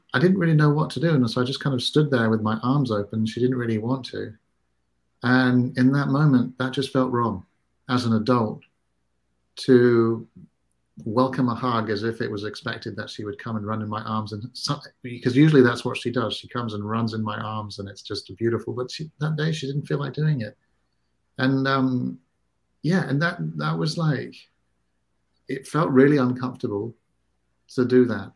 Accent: Singapore; I grew up in a culture, I grew up in Singapore

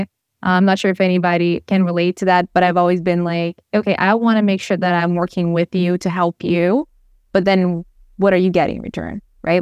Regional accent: Brazil; I'm from Brazil

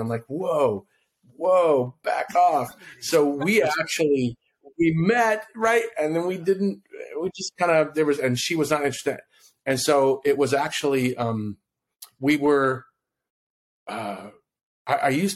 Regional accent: Kona, Hawaii, United States; I'm originally from Hawaii. That's why I said aloha. I'm originally from Kona, Hawaii.

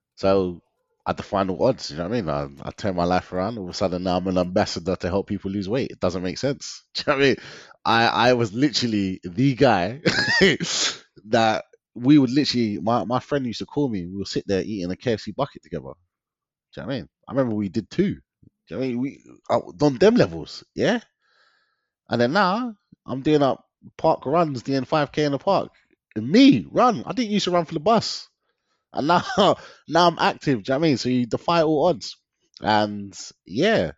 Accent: London, United Kingdom; growing up in London, I've grown up in this concrete jungle

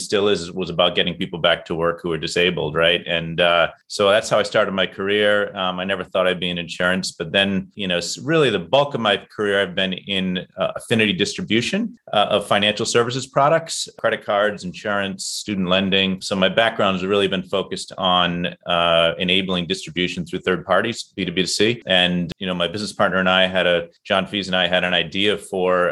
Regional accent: Boston, Massachusetts, United States; I'm from Boston

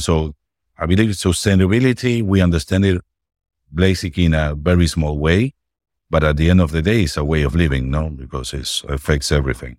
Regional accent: Argentina; I'm from Argentina

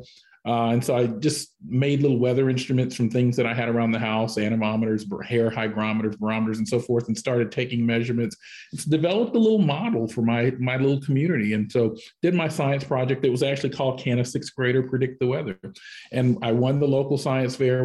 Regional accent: Canton, Georgia, United States; also born or lived in Washington, D.C. area; now in Gwinnett County, United States; I grew up in the Pea Ridge 19 community and had a good upbringing

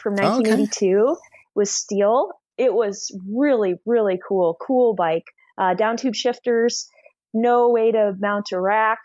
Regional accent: Anchorage, Alaska, United States; also born or lived in Washington State; I grew up in Anchorage, Alaska

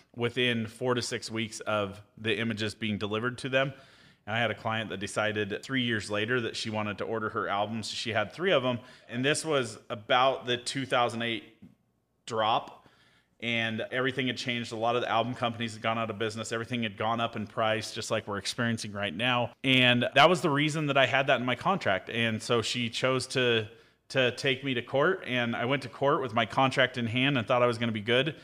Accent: Caldwell, Idaho, United States; I was born in Caldwell, Idaho

